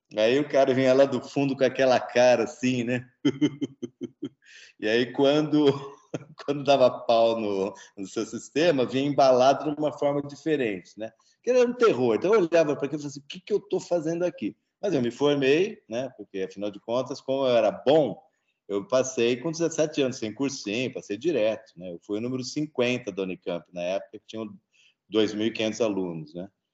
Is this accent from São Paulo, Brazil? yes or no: yes; Presidente Prudente, São Paulo, Brazil; now in Campinas, Brazil; eu sou de Presidente Prudente, né? eu estudei no Objetivo lá